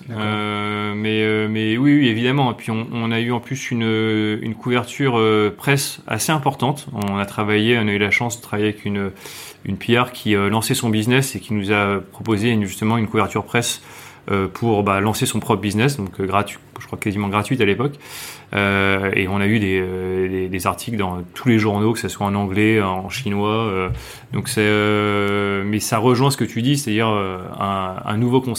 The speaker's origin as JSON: {"language": "French", "country": "France", "lives_now": "Hong Kong", "said": "On est français, on va faire les trucs que nous on aime."}